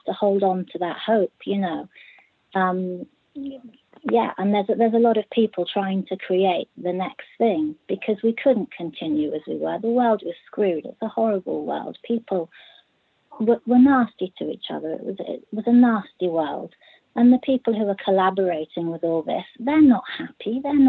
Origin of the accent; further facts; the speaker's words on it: Bristol, South West England, United Kingdom; I'm from Bristol.